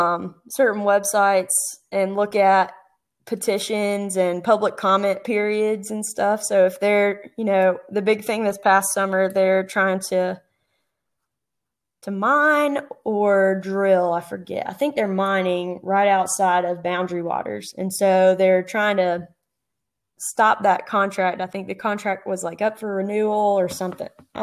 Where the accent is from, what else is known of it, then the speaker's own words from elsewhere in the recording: Southeast, United States; I grew up in the Southeast and you can burn more or less any time.